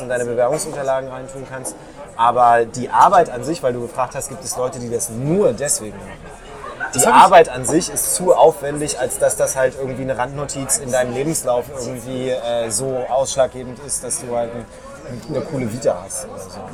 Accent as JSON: {"language": "German", "region": "Berlin", "country": "Germany", "tie": "born or raised there", "said": "Aber bin in Lichtenberg aufgewachsen"}